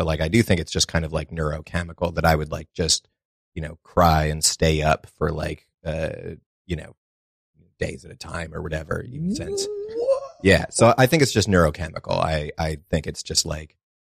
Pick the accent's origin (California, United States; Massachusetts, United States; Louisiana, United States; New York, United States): Massachusetts, United States; I'm from Massachusetts originally, an area called known as like the little five college area, a lot of colleges around it. It's, you know, it's a nice little spot, very woodsy, you know. Grew up in the middle of a big, like, 100-acre woods